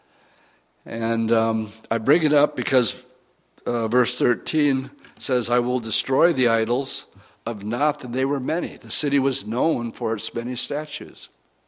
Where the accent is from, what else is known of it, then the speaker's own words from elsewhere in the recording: Wisconsin, United States; I'm from Wisconsin